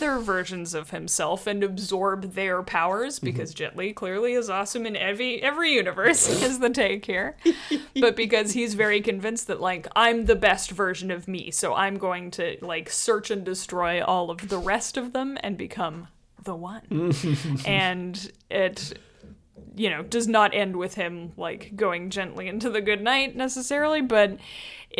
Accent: Canada; we're Canadian by pronouncing the U in favorite

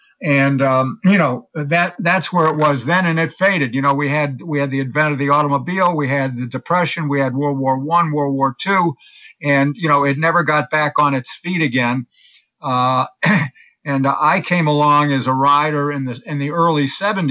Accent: Connecticut, United States; moved away; also born or lived in San Diego; I grew up in Connecticut

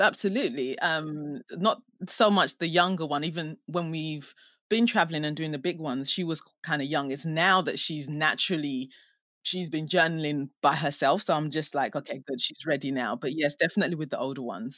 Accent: Ghana; now in England; I'm Ghanaian, and um, I was born in Ghana

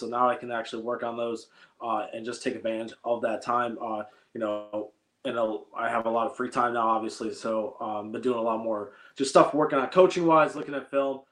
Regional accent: Michigan, United States; growing up in Michigan

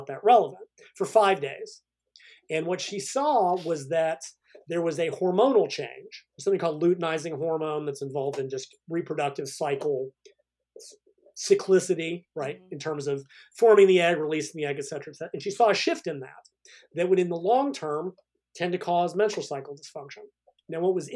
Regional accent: United States; I'm an American

